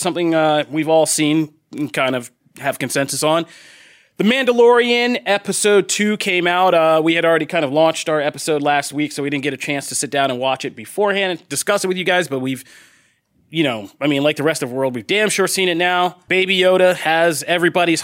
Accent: East Coast, United States; I grew up in the East Coast around many cities

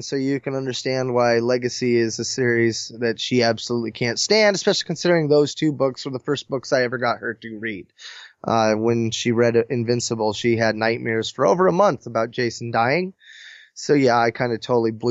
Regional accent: McMinnville, Oregon, United States; McMinnville, the town I was born in here in Oregon

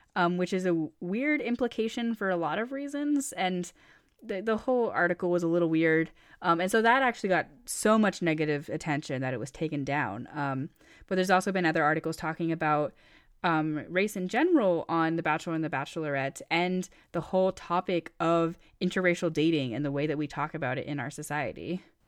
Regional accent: Maine, United States; so I grew up in Maine, and for those who don't know, Maine is an extremely white state

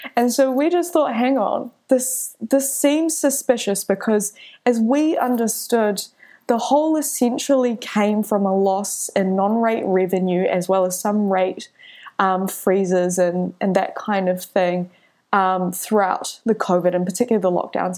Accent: Auckland, New Zealand; I was born in Auckland

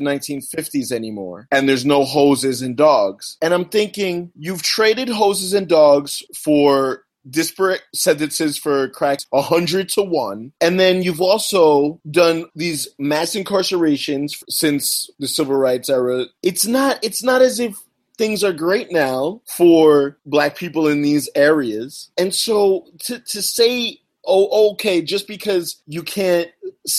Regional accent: United States; I'm an American

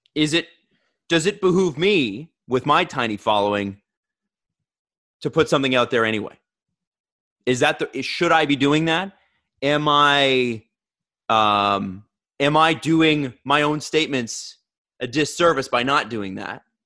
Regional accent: Toronto, Ontario, Canada; I grew up in Scarborough in a mixed race community

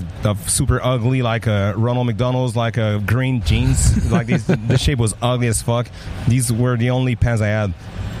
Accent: Mont-Saint-Hilaire, Quebec, Canada; accent: French; first language French; English is a second language; we grew up in Mont-Saint-Hilaire, Otterburn Park, you know, a super kind of quiet place

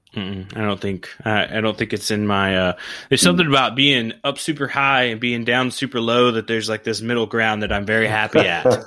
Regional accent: Oklahoma, United States; I grew up in Oklahoma

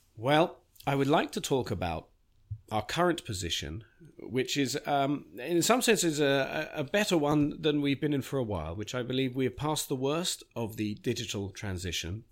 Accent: Beechwood Park Preparatory School, East of England, United Kingdom; moved away; I learnt English grammar in the nineteen seventies at Beechwood Park Preparatory School for Boys

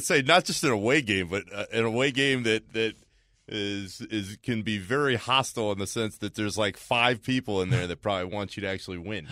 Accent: Orlando, Florida, United States; growing up in Orlando

